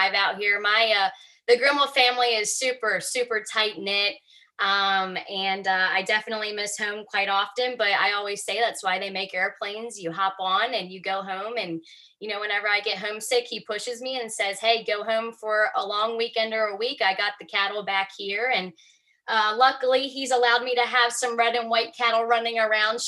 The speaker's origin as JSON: {"language": "English", "town": "Jarrettsville", "region": "Maryland", "country": "United States", "tie": "born or raised there", "said": "I'm originally from Jarrettsville, Maryland, and am the fifth generation of our family farm"}